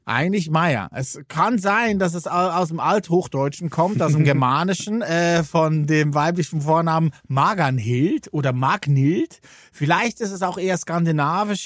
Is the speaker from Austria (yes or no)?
no; Switzerland; Als Schweizer